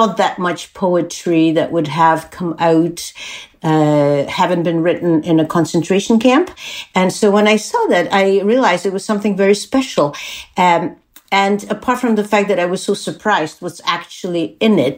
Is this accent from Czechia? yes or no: yes; Czechia; English is a second language; moved away as an adult; also born or lived in Canada; I'm from Czech Republic. When I was born there, it was Czechoslovakia. I spent my formative years there.